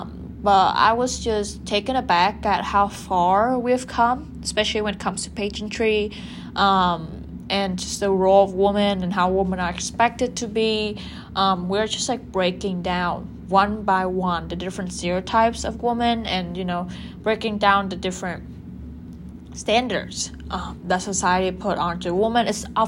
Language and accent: English; Japan; women from Asian Pacific countries like Vietnam, like my home country, Japan